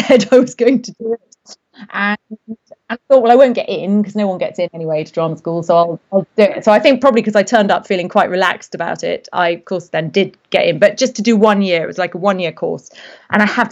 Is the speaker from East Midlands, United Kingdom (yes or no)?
yes; Derby, East Midlands, United Kingdom; Well, I grew up in the Midlands, north of England, a place called Derby.